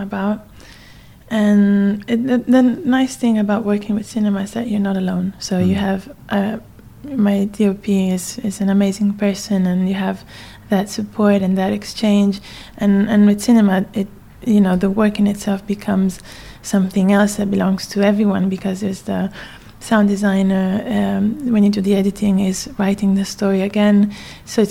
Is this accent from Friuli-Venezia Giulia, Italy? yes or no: yes; Trieste, Friuli-Venezia Giulia, Italy; moved away as an adult; also born or lived in Bangkok, Thailand / Bologna, Italy / New York, United States / London, United Kingdom; in Trieste, in my hometown as well.